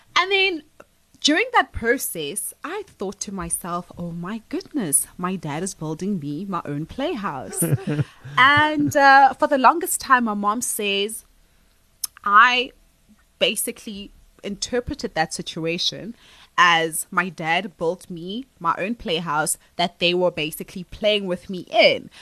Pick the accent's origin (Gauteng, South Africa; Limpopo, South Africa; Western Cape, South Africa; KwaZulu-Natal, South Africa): Gauteng, South Africa; Johannesburg; I was born and raised in Alexandra